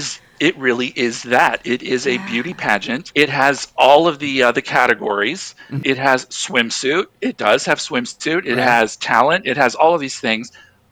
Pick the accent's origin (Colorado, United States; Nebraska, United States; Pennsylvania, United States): Nebraska, United States; Grand Island; also born or lived in Omaha, Nebraska; I grew up in Grand Island. And then I moved to Omaha in 2000.